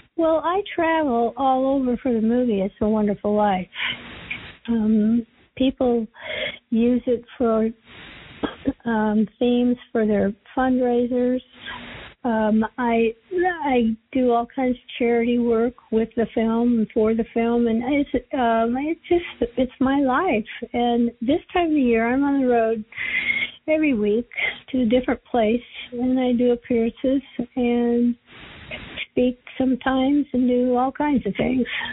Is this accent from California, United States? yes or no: yes; Los Angeles, California, United States; I was born and raised in Hollywood